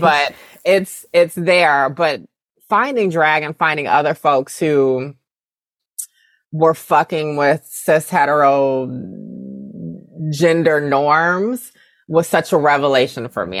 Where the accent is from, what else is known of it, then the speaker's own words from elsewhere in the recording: the South, United States; I'm from the South